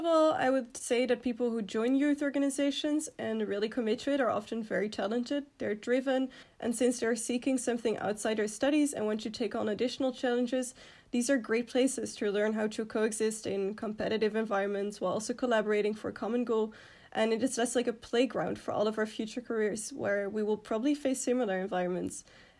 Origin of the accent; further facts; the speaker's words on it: Netherlands; moved away as an adult; now in Belgium; So I'm from the Netherlands